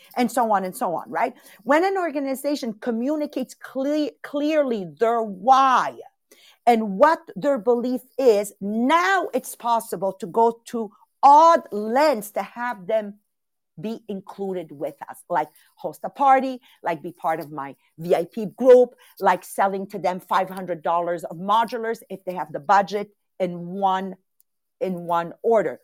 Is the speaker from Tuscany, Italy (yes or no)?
no; Castelvetere, Campania, Italy; moved away; I'm born in Castelvetri